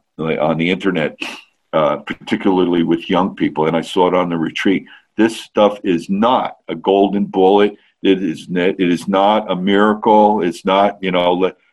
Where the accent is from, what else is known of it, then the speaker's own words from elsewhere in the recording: Ireland; I'm Irish, like it's in our DNA.